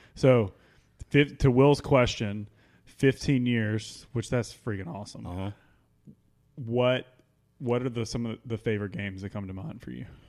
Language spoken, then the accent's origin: English; Mississippi, United States; now in Memphis, United States; I'm originally from Mississippi